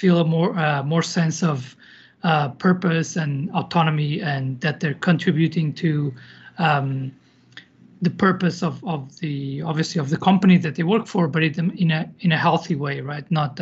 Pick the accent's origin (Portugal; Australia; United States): Portugal; Lisbon; moved away as an adult; now in Madrid, Spain; I'm originally from Lisbon, Portugal, and I've moved around a bit, so I've lived in a few different countries, and now I live in Madrid